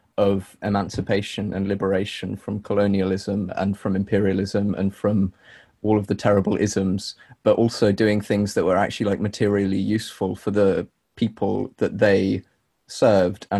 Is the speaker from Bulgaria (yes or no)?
no; London, United Kingdom; coming from like London and growing up in London. I've grown up in like post or during neoliberal London